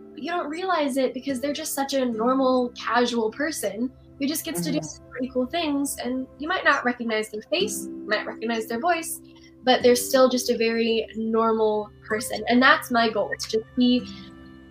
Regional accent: Texas, United States; my hometown in Texas.

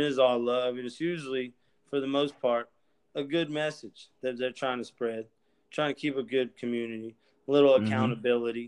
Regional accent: Mississippi, United States; I'm from Mississippi. I'm from Mississippi.

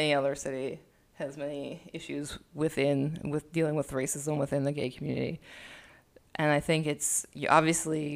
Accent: Philadelphia, Pennsylvania, United States; I came from Philadelphia

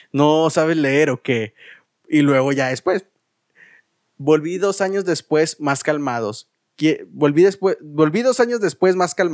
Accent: Saltillo, Coahuila, Mexico; Eh, eres de Saltillo porque yo soy de Saltillo.

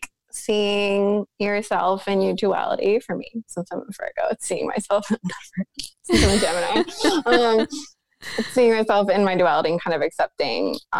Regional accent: New York, United States; I'm from New York State originally

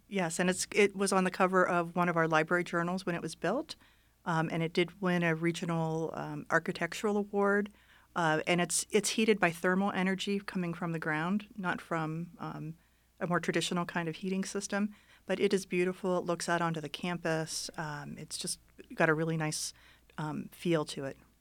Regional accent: Youngstown, Ohio, United States; moved away as an adult; also born or lived in Florida; now in Reno, United States; I grew up in Ohio, I grew up in a, in Youngstown

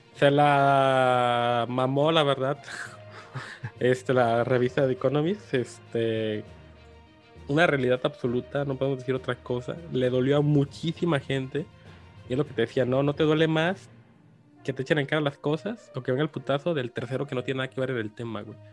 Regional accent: Mexico; como mexicanos

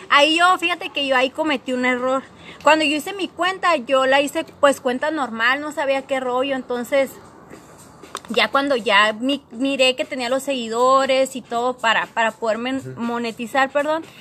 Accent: Mexico; Nosotros somos de México, pero más que nada la gente de tal ciudad o de tal país es la que más entra

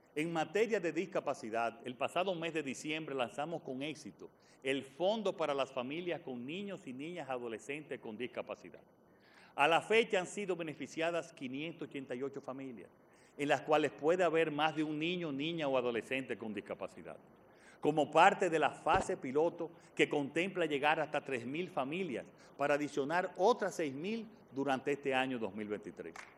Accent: Dominican Republic; esta República Dominicana que estamos construyendo

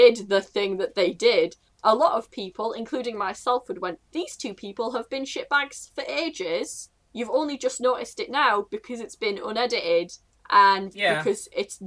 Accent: United Kingdom; I'm British

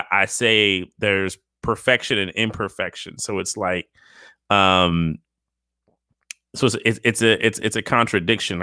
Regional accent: New York City, New York, United States; moved away as an adult; also born or lived in Spain; I grew up in New York City

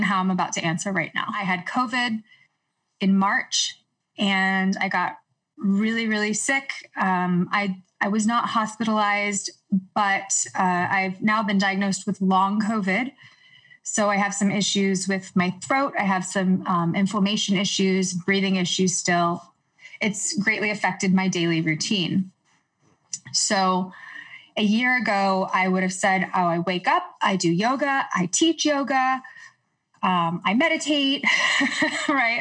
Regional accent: Houston, Texas, United States; moved away as an adult; also born or lived in New York; now in Los Angeles, United States; I grew up in Houston. I moved to New York at 18 to do my undergraduate

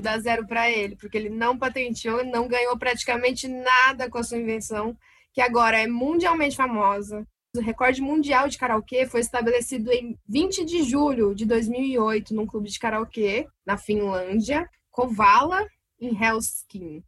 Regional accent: Londrina, Paraná, Brazil; sou de Londrina, Paraná

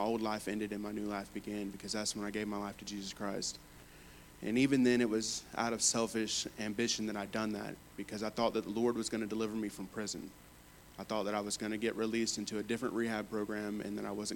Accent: Fort Meade, Florida, United States; I grew up in Fort Meade, Florida.

